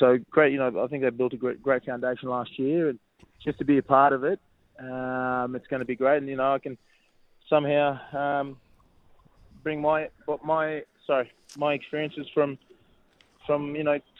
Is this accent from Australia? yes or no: yes; Brisbane, Queensland, Australia; moved away as an adult; now in Sydney, Australia; I came down to Sydney from Brisbane as a young 20-year-old trying to crack it, and managed to get my first gig and didn't get any game time, so I went abroad.